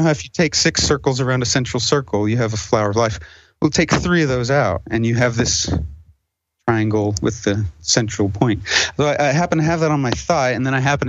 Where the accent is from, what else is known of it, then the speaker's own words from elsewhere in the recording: a reservation in Wyoming, United States; I'm half Indian, so I grew up on the reservation in Wyoming.